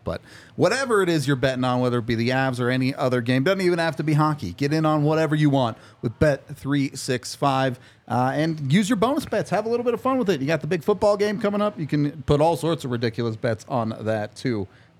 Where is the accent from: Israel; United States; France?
United States; Lakewood, Colorado; I grew up in Lakewood